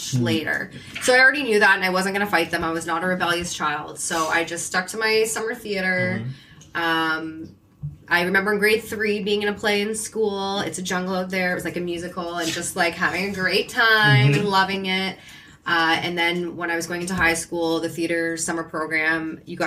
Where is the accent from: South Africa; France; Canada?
Canada; Hamilton, Ontario; I'm from Hamilton